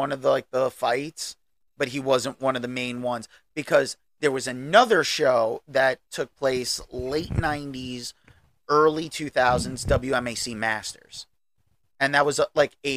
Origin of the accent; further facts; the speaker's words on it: United States; as an American, I mean, let's face it, you and I grew up as teenagers in the 90s